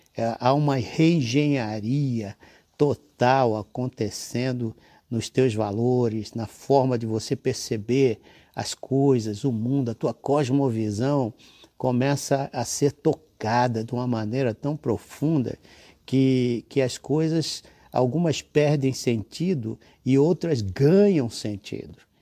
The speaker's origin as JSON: {"language": "Portuguese", "country": "Brazil", "said": "Somos brasileiros enquanto vida"}